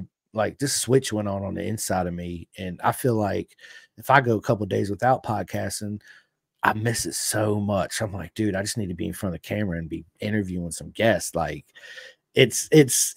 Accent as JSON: {"language": "English", "town": "Roanoke", "region": "Virginia", "country": "United States", "said": "I'm from Virginia, Roanoke, Virginia."}